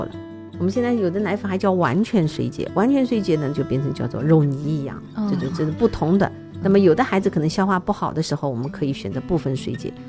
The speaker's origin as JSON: {"language": "Chinese", "country": "China", "said": "因为我们中国人吃的东西实在太多，我们也希望我们的小朋友的食物呢能够多样化一点"}